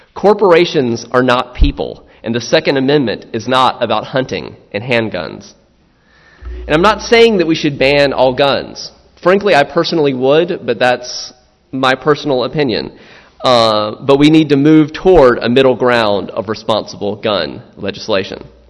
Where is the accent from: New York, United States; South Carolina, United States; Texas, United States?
South Carolina, United States; I'm from South Carolina